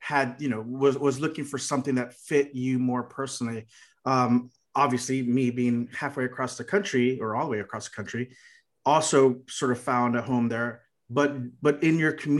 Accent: Texas, United States; I'm from Texas

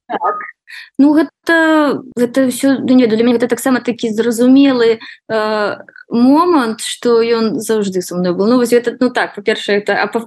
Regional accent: Belarus; accent: Belarusian; moved away as an adult; now in New York, United States; мой акцэнт гэта беларускі акцэнт

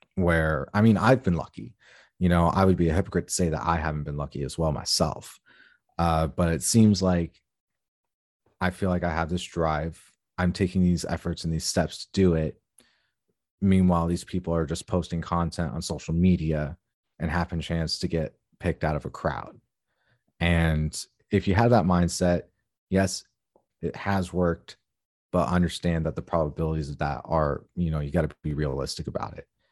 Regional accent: Tucson, Arizona, United States; moved away; I was born and raised in Tucson, Arizona

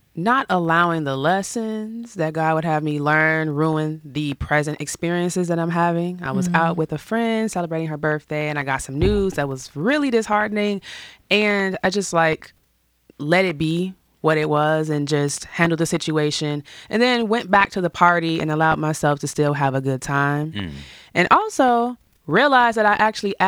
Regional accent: Chicago, Illinois, United States; We grew up in the suburbs, like right outside of the west side of Chicago

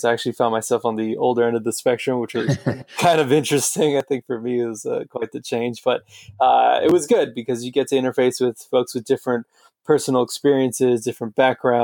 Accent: Los Angeles, California, United States; moved away as an adult; also born or lived in Boston; So I'm originally from Los Angeles.

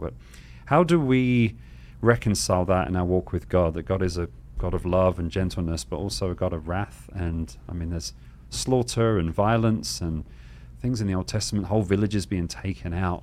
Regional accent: England, United Kingdom; now in Arizona, United States; I'm from England where it kind of drizzles

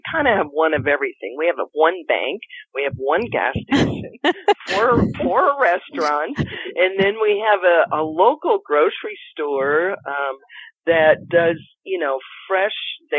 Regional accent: Colorado, United States; also born or lived in Sedona / Santa Fe / California / Washington State; I'm from Colorado, but I've traveled the world and I've lived also in Sedona. I've lived in Santa Fe. And I've lived in different parts of California and Washington State and the Virgin Islands and Canada.

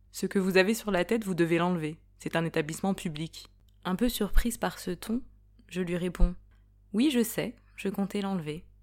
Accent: Île-de-France, France; Je suis noire et voilée en France. J'ai 22 ans. Je suis d'origine sénégalaise. Je suis née et j'ai grandi en France, en région parisienne.

